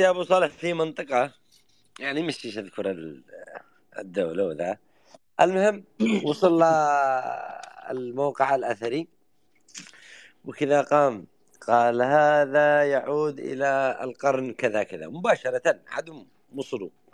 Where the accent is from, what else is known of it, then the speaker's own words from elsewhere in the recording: Yemen; عندنا باليمن